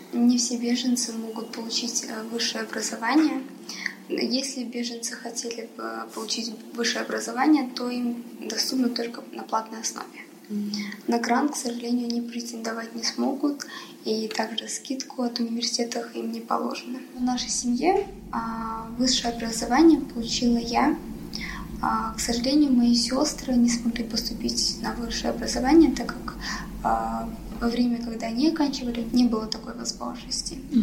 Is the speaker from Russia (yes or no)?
no; Almaty, Kazakhstan; also born or lived in Pakistan / Afghanistan; Казахстан является моей второй родиной. Я здесь выросла